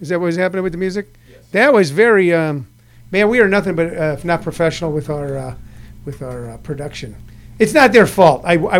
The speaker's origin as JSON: {"language": "English", "region": "Missouri", "country": "United States", "tie": "born or raised there", "said": "I grew up in a little town in Missouri"}